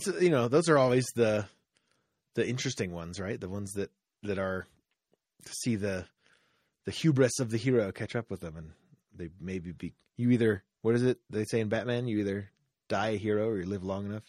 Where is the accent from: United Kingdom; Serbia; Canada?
United Kingdom; London; accent: Cockney; There's a little bit of the Cockney accent in there. My Cockney accent.